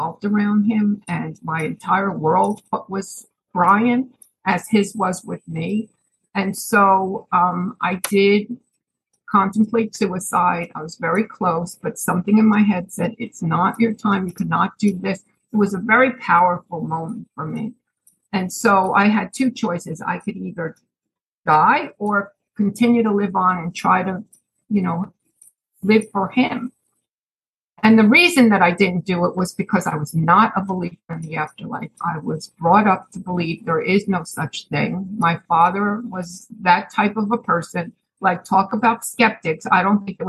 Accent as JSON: {"language": "English", "town": "Chatham", "region": "New Jersey", "country": "United States", "moved": "as an adult", "lives_now": "Pennsylvania, United States"}